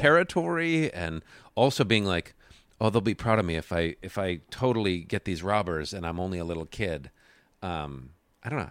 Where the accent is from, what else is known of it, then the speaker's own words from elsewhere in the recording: Buffalo, New York, United States; moved away as an adult; also born or lived in Grand Rapids, Michigan / Detroit, Michigan; I grew up in Buffalo, New York